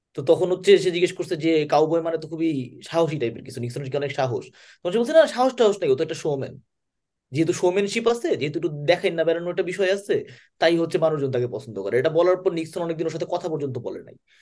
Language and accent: Bangla; Bangladesh; আমরা যারা বাংলাদেশের লোকজন